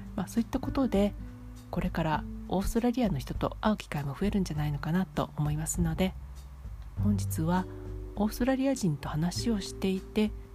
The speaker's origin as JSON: {"language": "Japanese", "region": "Kansai", "country": "Japan", "tie": "born or raised there", "also_born_or_lived": "Kanto", "moved": "yes", "said": "私は関西出身なので"}